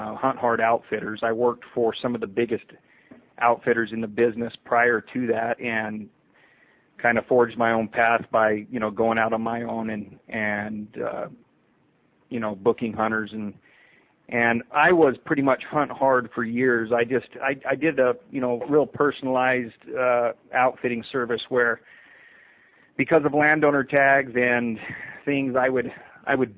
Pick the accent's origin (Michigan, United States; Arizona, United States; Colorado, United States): Arizona, United States; Eagar; was born and raised in Eager, Arizona.